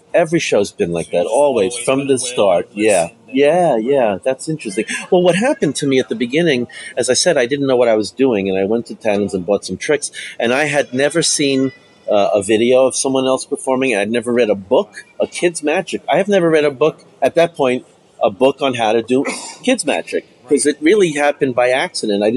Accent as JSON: {"language": "English", "town": "New York City", "region": "New York", "country": "United States", "tie": "born or raised there", "said": "I grew up in New York City"}